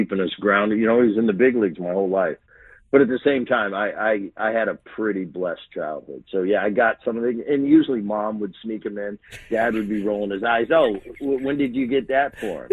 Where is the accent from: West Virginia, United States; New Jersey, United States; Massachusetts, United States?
New Jersey, United States; We grew up in Jersey